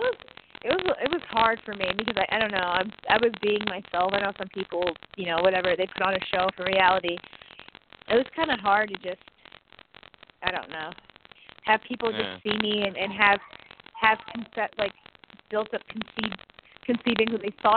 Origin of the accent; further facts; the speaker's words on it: Ohio, United States; I'm from Ohio